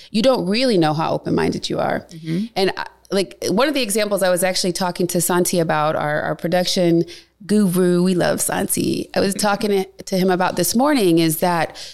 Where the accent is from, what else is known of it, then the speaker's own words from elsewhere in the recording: Cleveland, Ohio, United States; moved away; Cleveland, my hometown